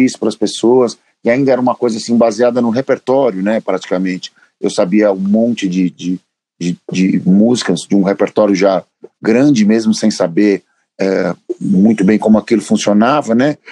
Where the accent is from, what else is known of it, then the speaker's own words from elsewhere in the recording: São Paulo, Brazil; Eu morava sempre, morava sempre no mesmo lugar. Eu nasci na Moca